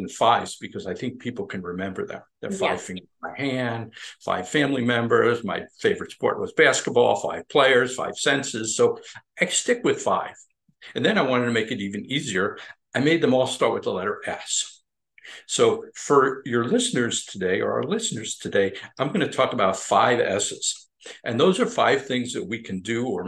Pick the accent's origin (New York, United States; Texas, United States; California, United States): New York, United States; Long Island; moved away as an adult; also born or lived in Midwest / Albany, New York / South Florida; I grew up on Long Island